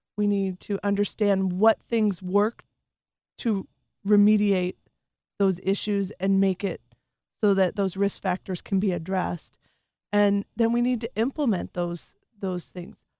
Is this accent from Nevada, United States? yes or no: yes; Las Vegas, Nevada, United States; moved away as an adult; I grew up there from, I was a military child, uh, we moved there when I was five, and I lived there till I went off to college